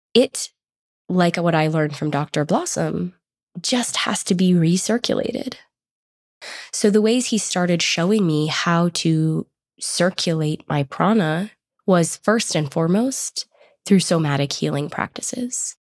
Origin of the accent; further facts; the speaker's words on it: Boulder, Colorado, United States; I grew up in Boulder, which is a hippie town in Colorado